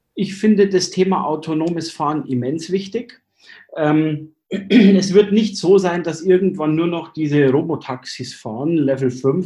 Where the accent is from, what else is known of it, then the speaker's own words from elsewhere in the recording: Germany; bei uns in Deutschland